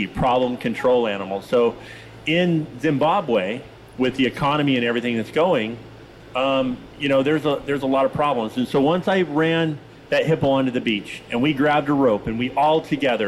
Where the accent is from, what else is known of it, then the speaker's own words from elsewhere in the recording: Tillamook, Oregon, United States; I grew up in Tillamook, Oregon